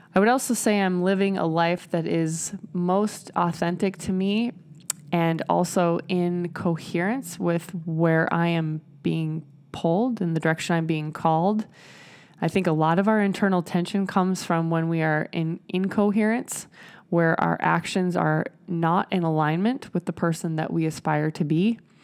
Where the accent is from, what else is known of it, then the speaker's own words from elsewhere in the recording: Nebraska, United States; I'm from Nebraska